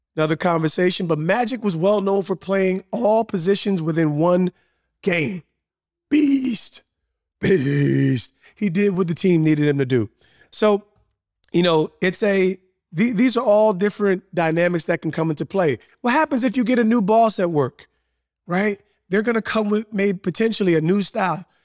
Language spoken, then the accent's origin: English; Montclair, New Jersey, United States; I grew up in a super diverse town in Montclair, New Jersey.